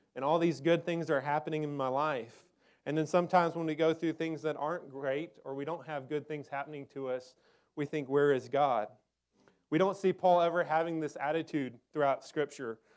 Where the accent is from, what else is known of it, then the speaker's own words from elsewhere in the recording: Texas, United States; I grew up in Texas, in the desert